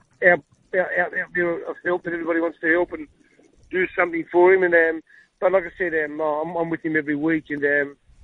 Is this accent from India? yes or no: no; Australia; I'm Australian